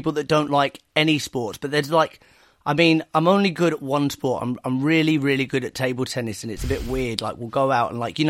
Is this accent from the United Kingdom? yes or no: yes; Blackpool, North West England, United Kingdom; I grew up in Blackpool